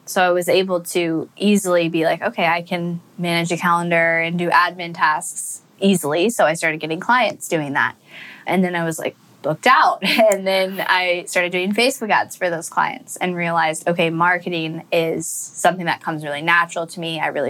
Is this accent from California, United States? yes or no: yes; Northern California, United States; I grew up in California in a nice, you know, where everybody knows everybody's business and you got to look good for the image community.